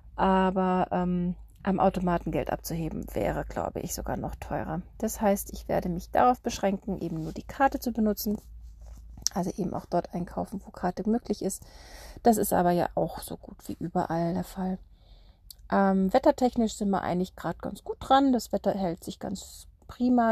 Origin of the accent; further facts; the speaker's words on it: Germany; bei uns in Deutschland